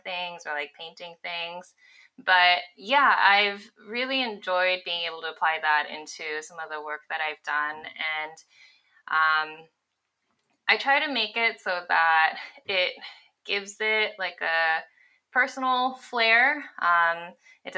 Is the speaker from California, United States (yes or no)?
yes; Los Angeles, California, United States; moved away as an adult; also born or lived in Bay Area; I grew up in Los Angeles, went to UCLA, moved up to the Bay Area to start working full time